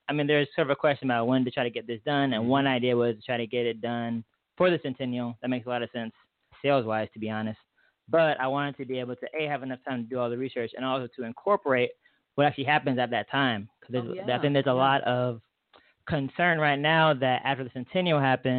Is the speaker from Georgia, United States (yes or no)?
yes; Atlanta, Georgia, United States; I was from Atlanta before.